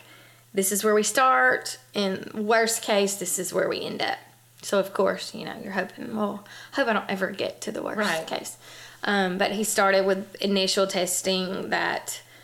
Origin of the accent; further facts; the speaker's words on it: Huntsville, Alabama, United States; I was born and raised here in Huntsville, Alabama.